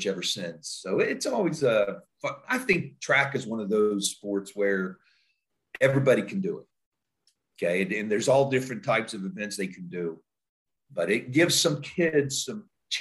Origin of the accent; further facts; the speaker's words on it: Elkins, West Virginia, United States; moved away as an adult; now in Pataskala, United States; go back home to my hometown, Elkins, West Virginia